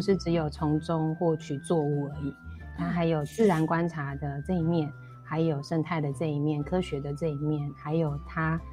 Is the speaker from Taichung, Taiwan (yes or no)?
no; Taipei, Taiwan; moved away as an adult; also born or lived in Zhuangwei, Yilan; now in Yilan, Taiwan; 我是那个台北万华